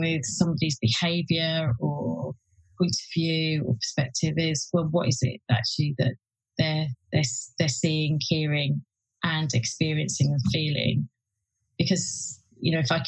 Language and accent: English; West Midlands, United Kingdom; I grew up in the West Midlands